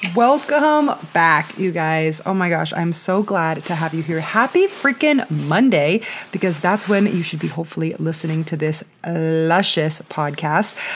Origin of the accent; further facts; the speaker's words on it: Southern California, United States; moved away as an adult; also born or lived in San Diego, United States; now in Denver, United States; I have been living in Southern California, born and raised my whole entire life.